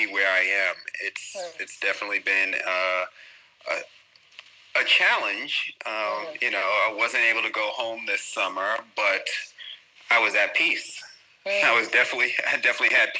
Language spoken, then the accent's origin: English; New York, United States; moved away as an adult; now in Abu Dhabi, United Arab Emirates; Born and raised in New York.